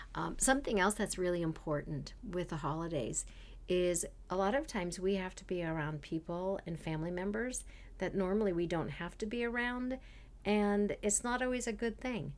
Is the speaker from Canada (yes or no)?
yes; Canada; moved away; I was from Canada